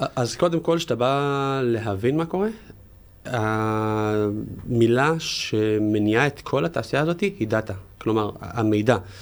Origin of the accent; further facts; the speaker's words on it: Jerusalem, Jerusalem District, Israel; במקור ירושלמי